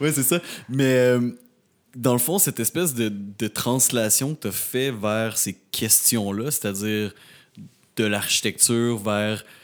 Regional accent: Rimouski, Quebec, Canada; now in Montreal, Canada; je viens de Rimouski, je viens, je viens pas de la ville

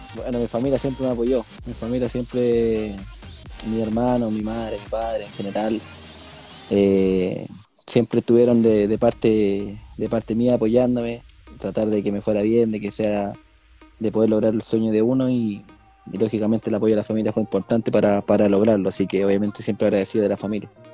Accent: Santiago, Santiago Metropolitan Region, Chile; also born or lived in Coquimbo / Copiapó; now in Puerto Montt, Chile; yo soy de Santiago. Soy de Santiago.

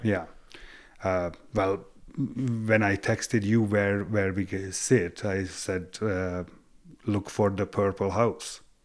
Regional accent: Hungary; English is a second language; moved away as an adult; also born or lived in Western Canada; now in Canada; I was born in Hungary, but am I Hungarian? Yes, I am

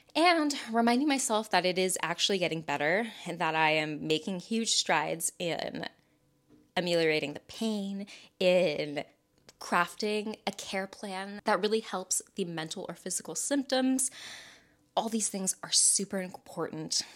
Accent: the South, United States; I'm from the South

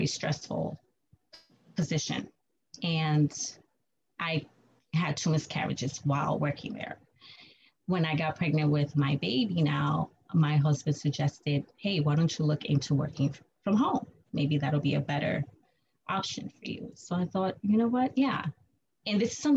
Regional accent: New York City, New York, United States; I was born and raised in New York City. I'm still in New York

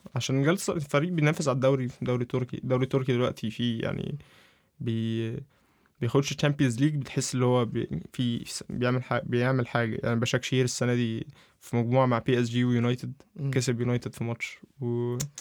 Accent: Egypt; عندنا عندنا في مصر

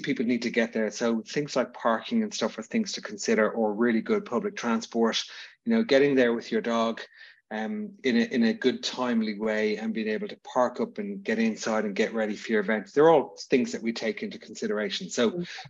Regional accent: Dublin, Leinster, Ireland; I'm from Dublin

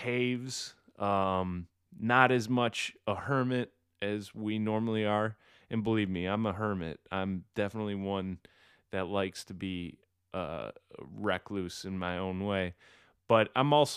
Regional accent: Michigan, United States; I'm from Michigan

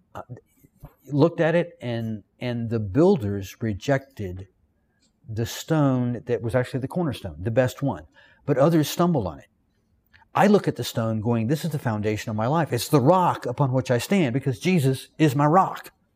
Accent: the South, United States; accent: Southern; I'm from the South. I am educated. I'm well-read. I know how to speak correctly. But in my Southern vernacular

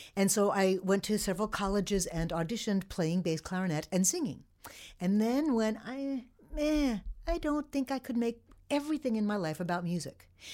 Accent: the Hamptons, New York, United States; also born or lived in Fredonia, New York; I grew up in the Hamptons

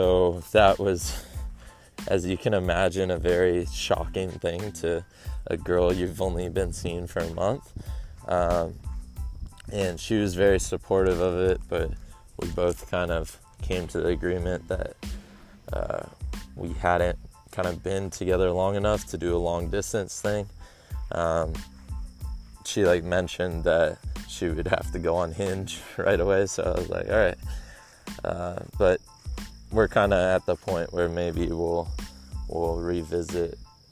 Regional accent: San Diego, California, United States; San Diego, my hometown

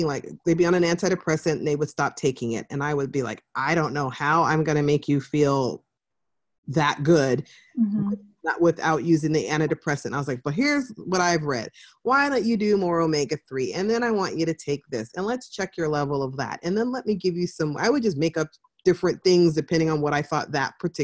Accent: California, United States; I grew up in California

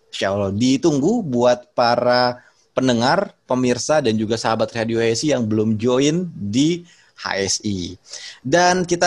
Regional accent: West Java, Indonesia; Saya orang Sunda juga sebetulnya.

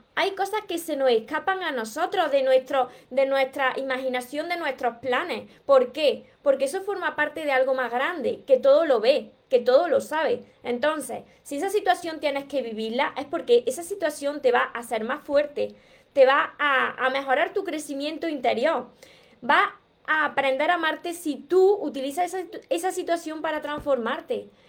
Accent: Córdoba, Andalusia, Spain; accent: Andalusian (drops the S); como soy cordobesa y soy andaluza y me como la S

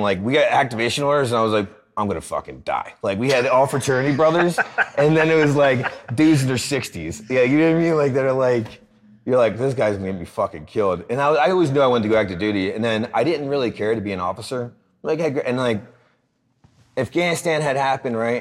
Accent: Philadelphia, Pennsylvania, United States; Born and raised in Philly

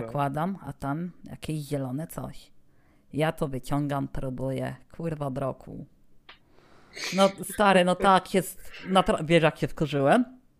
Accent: Rzeszów, Subcarpathian Voivodeship, Poland; stąd ode mnie, czyli z Rzeszowa

